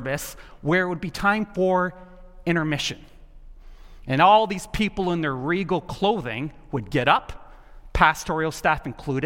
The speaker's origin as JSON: {"language": "English", "region": "the South", "country": "United States", "tie": "born or raised there", "moved": "yes", "said": "I grew up in the South, and something that was just laid into me at a very young age. I grew up in the tobacco capital of the world"}